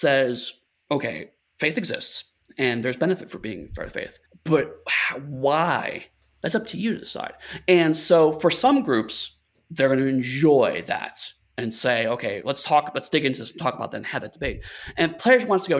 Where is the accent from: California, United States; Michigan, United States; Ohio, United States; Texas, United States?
Ohio, United States; Lorain; I grew up in a city called Lorain, Ohio. It's about an hour-ish west of Cleveland.